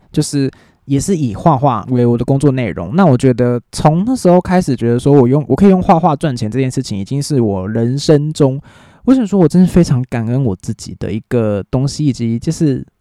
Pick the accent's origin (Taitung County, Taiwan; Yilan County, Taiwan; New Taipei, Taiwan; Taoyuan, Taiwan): New Taipei, Taiwan; 我是新北人